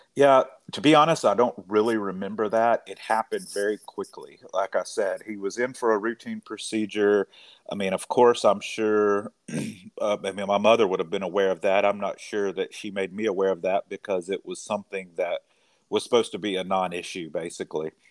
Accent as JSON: {"language": "English", "region": "rural Mississippi", "country": "United States", "tie": "born or raised there", "also_born_or_lived": "Knoxville, Tennessee / New Orleans, Louisiana", "lives_now": "Corinth, United States", "said": "I'm originally from a very small town in rural Mississippi"}